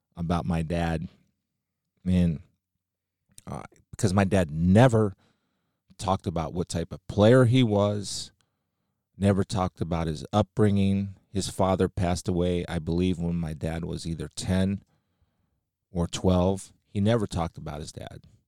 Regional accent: Massillon, Ohio, United States; also born or lived in Canton, Ohio; I'm from Stark County

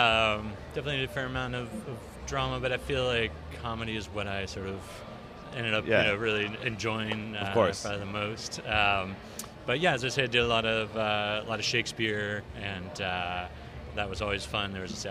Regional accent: Brookline, Massachusetts, United States; moved away as an adult; also born or lived in Poughkeepsie, New York; now in Los Angeles, United States; I grew up in just outside of Boston, Brookline. And then went to school in New York, went to Vassar, and then moved to Brooklyn to pursue acting and follow the dream.

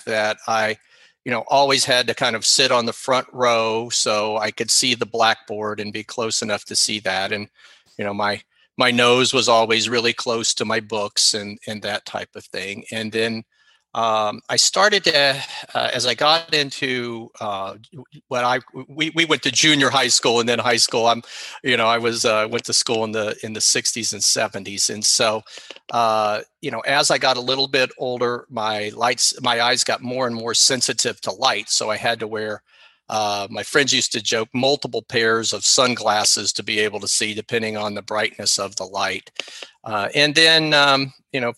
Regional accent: Orlando, Florida, United States; I grew up in Orlando, Florida, and attended public school here

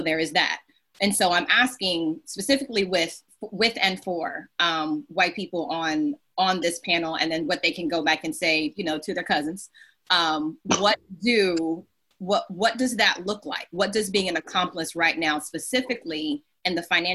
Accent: the South, United States; I'm Southerner

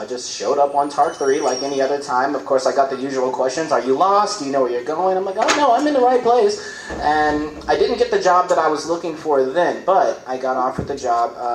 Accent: Gary, Indiana, United States; moved away; also born or lived in Louisville, Kentucky; I am from Gary, Indiana

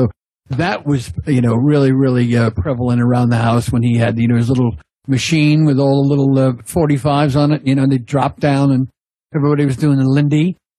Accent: Long Island, New York, United States; moved away as an adult; now in Sussex, United Kingdom; I come from Long Island, New York. I grew up in the 50s and 60s.

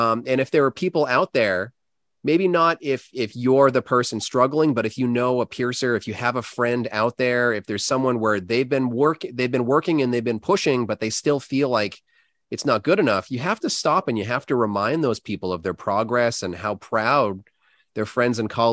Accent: United States; an American piercer who really doesn't have very much culture and history compared to a lot of other countries

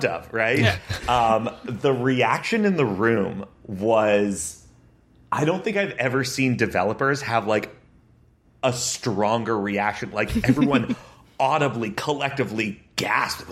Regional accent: Connecticut, United States; moved away as an adult; also born or lived in Massachusetts; now in New York, United States; where I grew up in Connecticut

